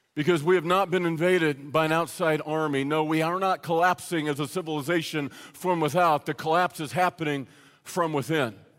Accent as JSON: {"language": "English", "country": "United States", "said": "we as American Christians"}